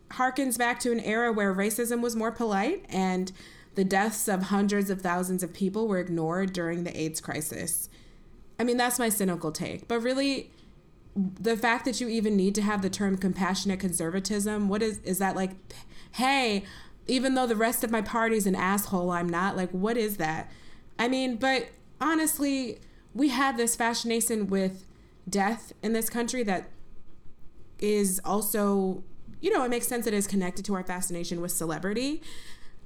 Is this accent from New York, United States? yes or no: yes; Buffalo, New York, United States; moved away as an adult; also born or lived in Princeton, New Jersey; growing up in Buffalo, New York